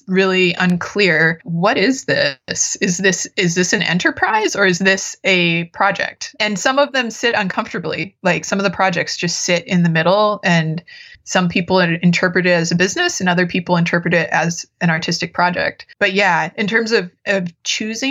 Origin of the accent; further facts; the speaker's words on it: Fargo, North Dakota, United States; also born or lived in Minnesota; now in Minneapolis, United States; I grew up in Fargo, North Dakota